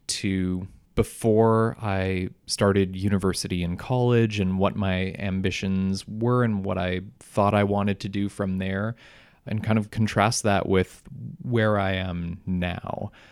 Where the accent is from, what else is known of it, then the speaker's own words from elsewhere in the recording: Selkirk, Manitoba, Canada; I grew up in Selkirk